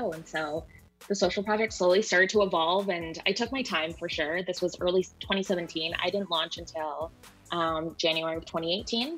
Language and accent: English; Vancouver, British Columbia, Canada; moved away as an adult; now in Seattle, United States; I'm originally from Vancouver